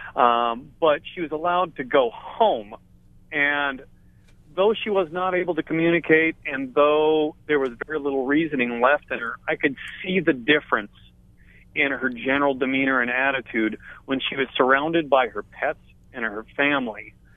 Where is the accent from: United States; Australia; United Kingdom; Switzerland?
United States; Edmonds, Washington; now in Ocean View, United States; I'm from Edmonds, Washington. I live in Ocean View right now